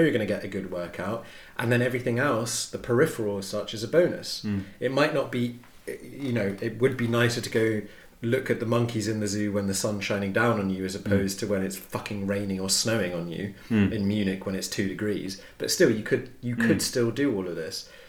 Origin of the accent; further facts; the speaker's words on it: United Kingdom; we're British